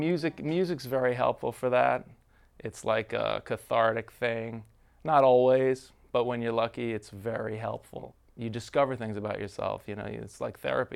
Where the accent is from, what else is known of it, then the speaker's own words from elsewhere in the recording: New York, United States; I grew up in New York.